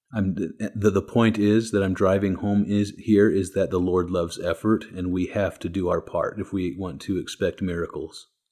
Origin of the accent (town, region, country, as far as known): United States